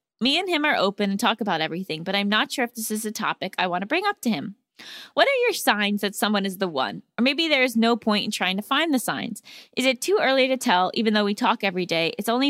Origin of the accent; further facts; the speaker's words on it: Seattle, Washington, United States; Hi, Allison and Gabby. I'm from Seattle and I'm a longtime listener.